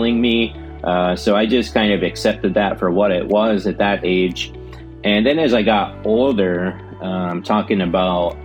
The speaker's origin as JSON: {"language": "English", "town": "Angleton", "region": "Texas", "country": "United States", "tie": "born or raised there", "said": "I was born and raised in Angleton, Texas"}